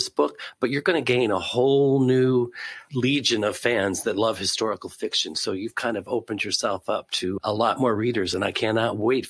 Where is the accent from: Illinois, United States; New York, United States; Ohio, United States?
Ohio, United States; Cleveland; personally, I'm thrilled to have you all in my hometown.